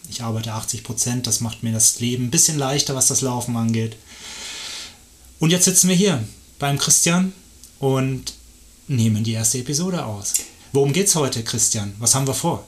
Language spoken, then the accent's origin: German; Erlangen, Bavaria, Germany; moved away as an adult; now in Lenzburg, Switzerland; Ich bin in Deutschland geboren